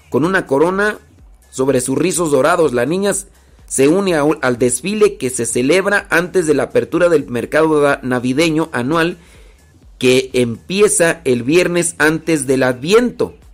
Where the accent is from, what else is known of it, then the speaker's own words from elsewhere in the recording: Mexico City, Mexico; Yo crecí en Ciudad de México, Estado de México